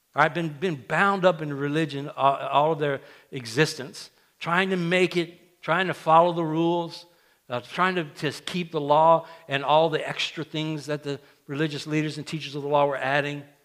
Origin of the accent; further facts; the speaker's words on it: South Louisiana, United States; now in Central Louisiana, United States; where I grew up in South Louisiana